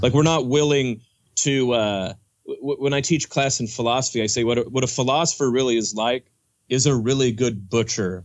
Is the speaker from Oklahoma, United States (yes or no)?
yes; Oklahoma, United States; I grew up Southern Baptist in Oklahoma